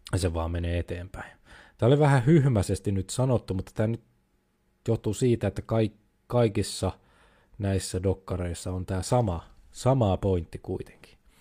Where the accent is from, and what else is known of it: Finland